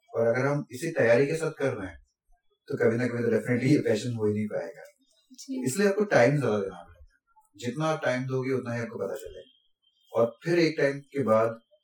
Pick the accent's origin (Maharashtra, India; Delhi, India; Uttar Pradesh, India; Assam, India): Assam, India; moved away as an adult; also born or lived in Pune; now in Mumbai, India; मैं तो आसाम से हूँ